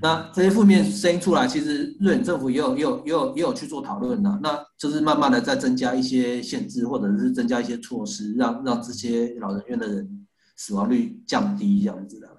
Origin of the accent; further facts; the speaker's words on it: Taiwan; now in Sweden; 身为台湾人，然后住在瑞典